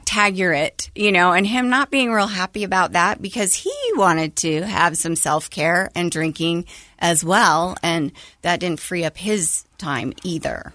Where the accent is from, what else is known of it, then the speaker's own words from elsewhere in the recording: Logan, Utah, United States; I grew up in Logan, Utah